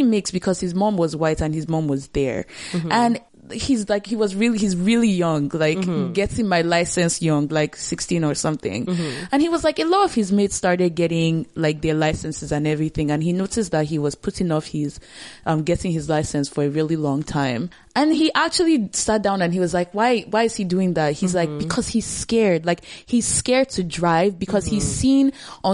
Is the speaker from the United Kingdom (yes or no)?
no; Nigeria; moved away as an adult; now in Canada; being like Nigerian, I moved here recently